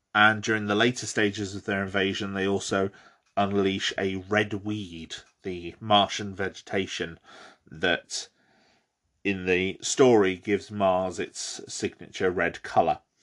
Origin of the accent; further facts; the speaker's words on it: Bromley, London, United Kingdom; I grew up in Bromley, Kent, in the southern, southeast of England